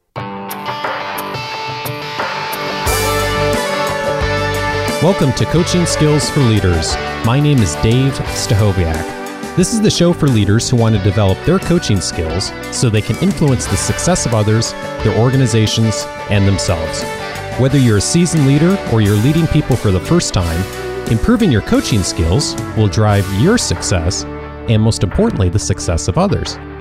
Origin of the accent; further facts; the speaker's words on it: Midwest, United States; growing up in the Midwest